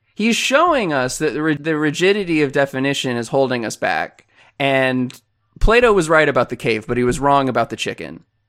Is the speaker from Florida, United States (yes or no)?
yes; Florida, United States; I'm from Florida